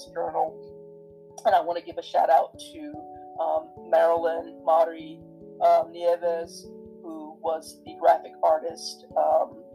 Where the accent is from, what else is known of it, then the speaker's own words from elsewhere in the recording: the South, United States; my life growing up in the South